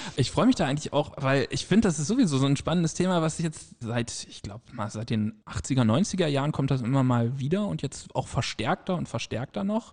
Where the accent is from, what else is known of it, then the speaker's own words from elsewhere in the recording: Germany; Wir als Deutsche